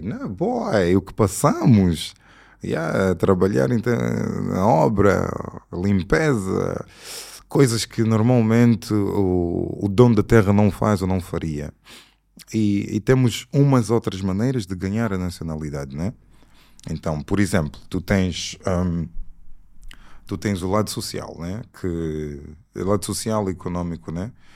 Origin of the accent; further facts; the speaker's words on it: Scotland, United Kingdom; also born or lived in Angola / Portugal / England; cresci a minha vida toda no Reino Unido, entre Inglaterra e Escócia